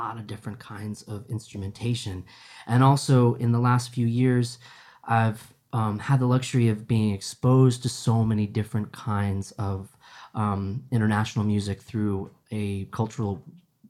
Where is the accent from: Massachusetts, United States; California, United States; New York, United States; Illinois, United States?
Massachusetts, United States; Shelburne Falls; moved away as an adult; now in Holyoke, United States; Kelly and I both grew up in a small town called Shelburne Falls